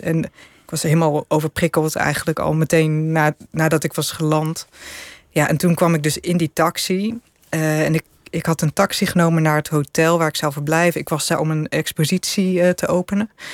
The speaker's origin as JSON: {"language": "Dutch", "country": "Netherlands", "said": "En ik ik zei ja, uit Nederland."}